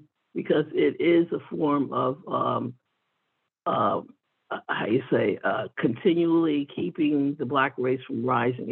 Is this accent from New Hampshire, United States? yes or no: no; New York City, New York, United States; I was born in 51 in Jamaica, Queens